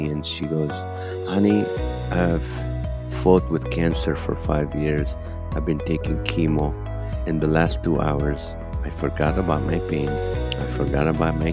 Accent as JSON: {"language": "English", "country": "Kuwait", "tie": "born or raised there", "also_born_or_lived": "Nazareth, Israel / Toledo, Ohio, United States", "moved": "as an adult", "lives_now": "United States", "said": "I was born in the Holy Land in Nazareth, Israel, and grew up in Kuwait and moved to the U.S."}